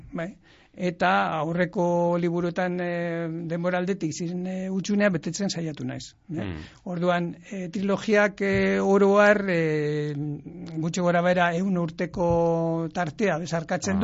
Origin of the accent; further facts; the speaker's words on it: Llodio, Basque Country, Spain; nire herrian ere, laudion ere